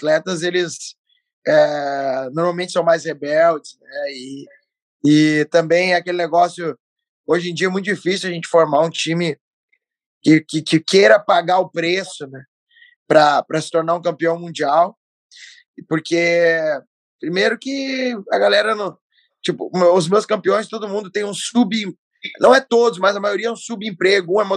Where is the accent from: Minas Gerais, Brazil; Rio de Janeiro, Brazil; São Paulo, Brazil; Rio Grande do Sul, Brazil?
Rio Grande do Sul, Brazil; Porto Alegre; voltar para Porto Alegre. Sempre gostei muito de morar aqui, já estou há anos desenvolvendo um trabalho aqui, onde eu nasci, então gosto muito de, de ficar aqui no Sul.